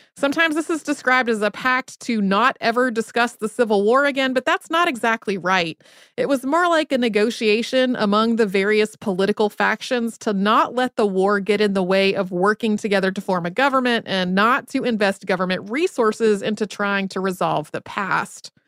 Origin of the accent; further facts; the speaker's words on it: North Carolina, United States; growing up in North Carolina